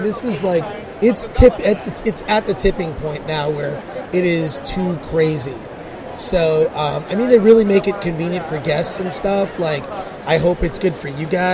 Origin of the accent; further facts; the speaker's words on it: Michigan, United States; growing up in Michigan